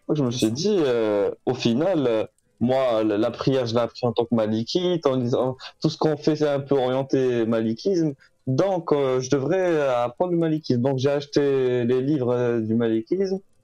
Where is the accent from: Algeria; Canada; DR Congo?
Algeria; moved away as an adult; now in France; je suis né en Algérie, j'ai grandi là-bas